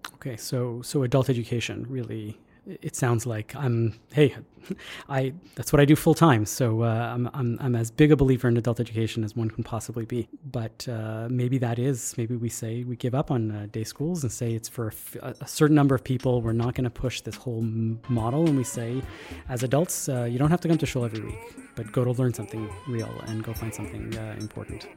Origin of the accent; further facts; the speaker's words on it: Canada; being Canadian